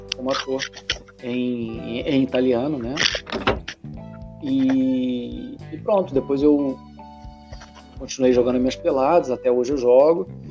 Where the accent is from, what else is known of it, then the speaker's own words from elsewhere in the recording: Brazil; first language Portuguese; also born or lived in Portugal; now in Italy; as vogais do brasileiro são nasaladas